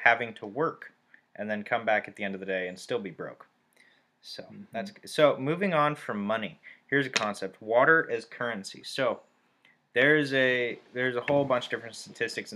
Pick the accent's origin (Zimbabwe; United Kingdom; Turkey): Turkey; moved away; I grew up in Turkey, and we ate cucumbers and tomatoes and cheese for breakfast